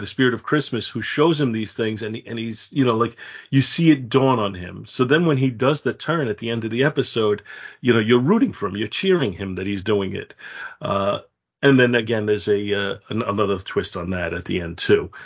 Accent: United States; as an American

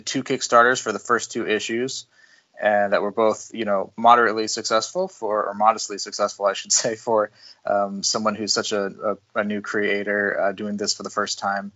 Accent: near Seattle, Washington, United States; also born or lived in Montana State University; I grew up near Seattle, Washington

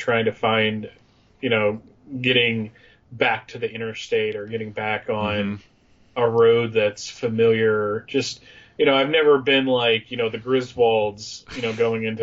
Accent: Allentown, Pennsylvania, United States; I grew up in just outside of Allentown, Pennsylvania.

